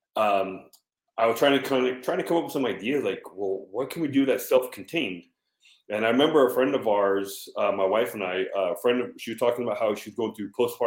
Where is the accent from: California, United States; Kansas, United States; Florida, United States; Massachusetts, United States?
California, United States; San Diego; I'm from San Diego, California